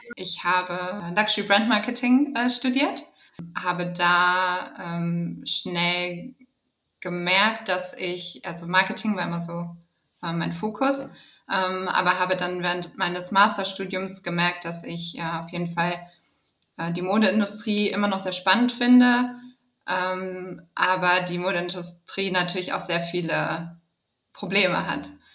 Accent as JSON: {"language": "German", "town": "Düsseldorf", "region": "North Rhine-Westphalia", "country": "Germany", "tie": "born or raised there", "also_born_or_lived": "Berlin / New York / London", "moved": "as an adult", "said": "bei Retraced mich in meiner Heimatstadt wiedergefunden"}